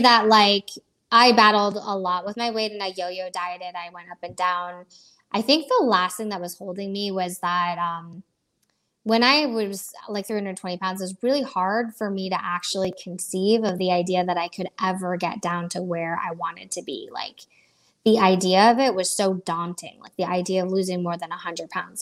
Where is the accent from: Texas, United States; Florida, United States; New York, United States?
Florida, United States; also born or lived in Iowa; I was born in Iowa, of all places. Um, I have been uh, I've been in Florida since I was a young kid, so I grew up here